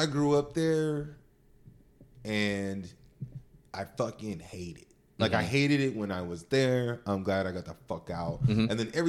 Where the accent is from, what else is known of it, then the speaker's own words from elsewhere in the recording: Stockton, California, United States; Catholic as shit. And then we became Baptist over time. But we spent 4 or 5 days a week in church. So I grew up in Stockton